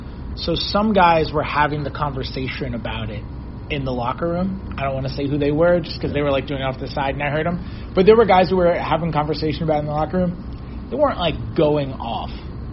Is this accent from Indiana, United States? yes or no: no; New York, United States; I'm from New York and have tons of friends from childhood